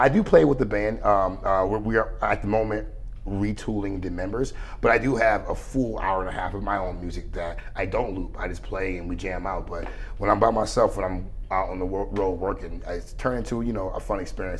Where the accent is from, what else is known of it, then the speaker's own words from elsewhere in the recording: Beloit, Wisconsin, United States; I play a local show in my hometown of Beloit weekly